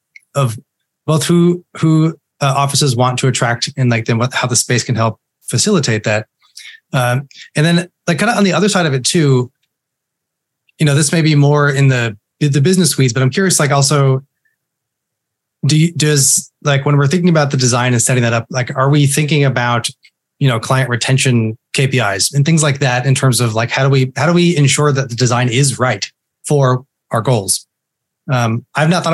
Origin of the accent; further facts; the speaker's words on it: The Woodlands, Texas, United States; also born or lived in Fort Worth, Texas; We grew up in the Woodlands in north of Houston